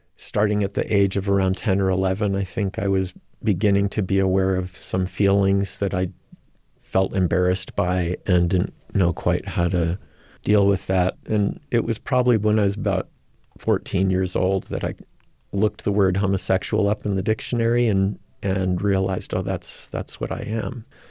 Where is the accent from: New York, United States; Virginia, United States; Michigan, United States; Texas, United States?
New York, United States; Rochester; moved away as an adult; also born or lived in Provo, Utah; now in Minneapolis, United States; I grew up in the Rochester, New York area, raised by two very devout Latter-day Saint parents.